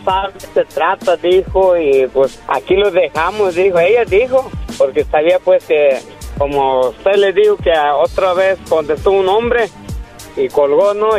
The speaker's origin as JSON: {"language": "Spanish", "region": "Michoacán", "country": "Mexico", "moved": "yes", "said": "yo soy michoacano"}